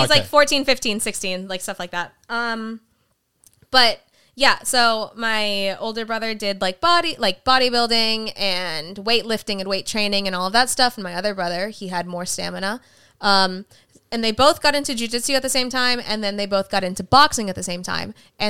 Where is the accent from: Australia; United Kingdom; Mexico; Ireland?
Mexico; Damn, we're Mexican. We always have a trampoline.